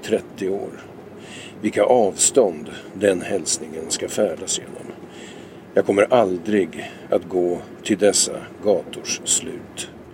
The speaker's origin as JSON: {"language": "Swedish", "town": "Vingåker", "region": "Södermanland", "country": "Sweden", "tie": "born or raised there", "also_born_or_lived": "Lysekil, Bohuslän", "moved": "yes", "said": "Jag är ju uppvuxen i Vingåker, en liten ort i Sörmland"}